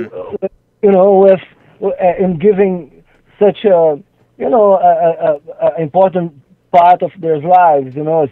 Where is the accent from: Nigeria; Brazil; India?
Brazil; English is a second language; I think so. I think so. I think so.